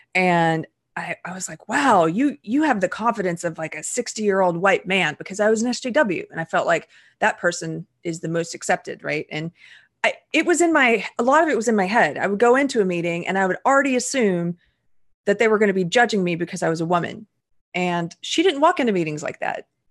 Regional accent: the South, United States; I am a Southerner

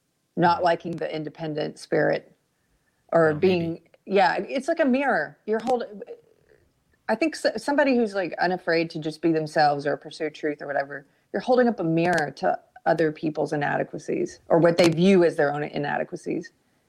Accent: South Carolina, United States; also born or lived in Los Angeles, California; now in Georgetown, United States; I mean, I guess because I'm from South Carolina, it made me a little like, what are you talking about?

